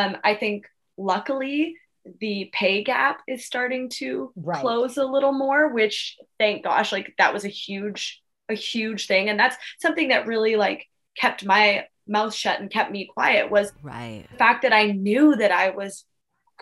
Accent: Victoria, British Columbia, Canada; moved away as an adult; also born or lived in Australia; Victoria, my hometown

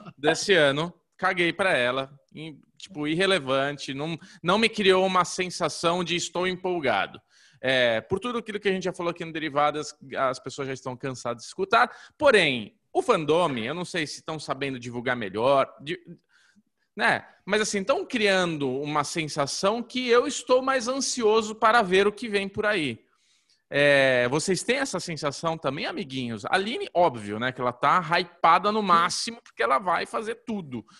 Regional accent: Brazil

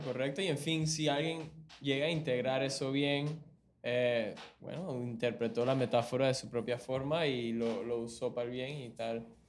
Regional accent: Panama; also born or lived in Venezuela; yo nací aquí en Panamá, criado por mis padres

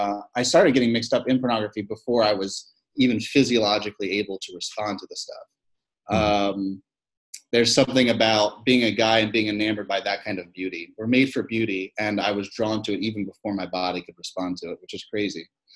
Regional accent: Philippines; born there; I am a missionary kid. I was born in the Philippines, three sisters, two older, one younger, dad, a lot of ministry

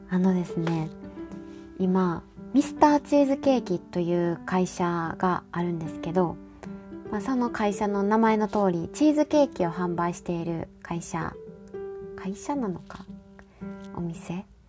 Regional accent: Kansai, Japan; now in Hokkaido, Japan; 私ら関西の人

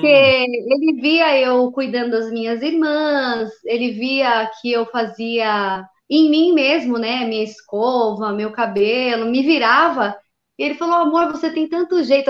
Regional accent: São Paulo, Brazil; sou de São Paulo, capital

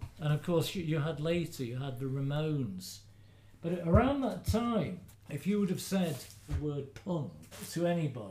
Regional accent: Midlands, United Kingdom; moved away; I'm from the Midlands

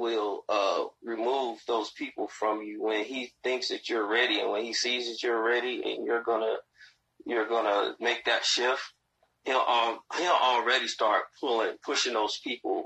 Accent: Gary, Indiana, United States; I grew up in Gary

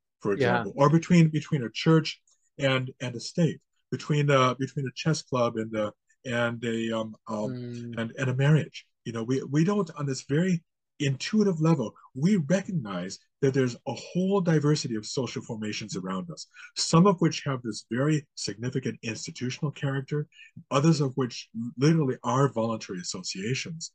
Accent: United States; now in Canada; I was actually born and raised in the United States

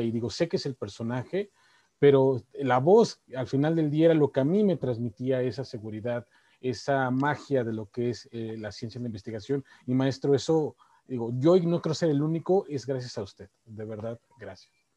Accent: Mexico; como México, como latinos

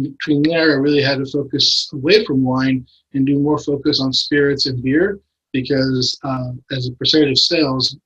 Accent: San Diego, California, United States; also born or lived in Mexico / San Francisco; I grew up in San Diego. I was born in San Diego, lived in Mexico as a little boy until about, you know, age of school, and moved back to San Diego and grew up in North Park, Mission Hills

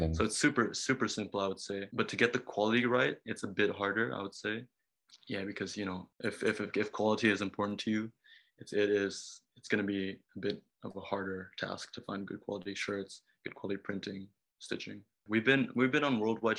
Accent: Bali, Indonesia; also born or lived in Japan; I was born in Bali

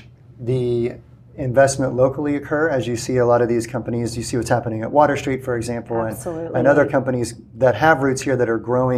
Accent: San Antonio, Texas, United States; now in Corpus Christi, United States; San Antonio, right. my hometown.

